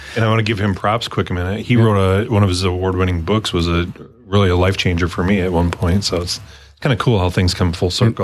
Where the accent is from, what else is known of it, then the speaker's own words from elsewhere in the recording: Michigan, United States; I grew up in the in Michigan